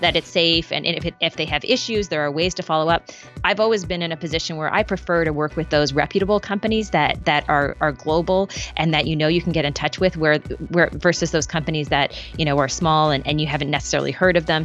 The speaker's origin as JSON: {"language": "English", "region": "Prince Edward Island", "country": "Canada", "said": "I'm from Prince Edward Island"}